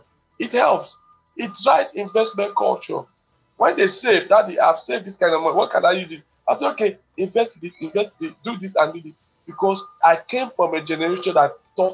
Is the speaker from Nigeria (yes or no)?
yes; Nigeria; we too, as Nigerians